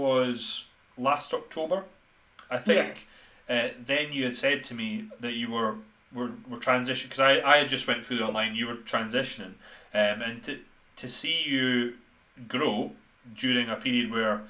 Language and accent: English; Scotland, United Kingdom; we are both from Scotland